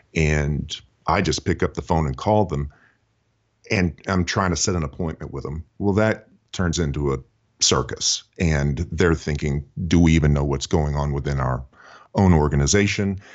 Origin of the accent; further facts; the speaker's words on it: Houston, Texas, United States; now in Nashville, United States; I do uh, live and uh, work in the greater Nashville community. I'm originally from Houston, Texas